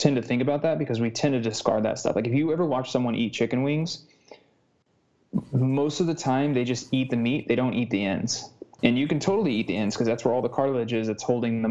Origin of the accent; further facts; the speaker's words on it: United States; I'm American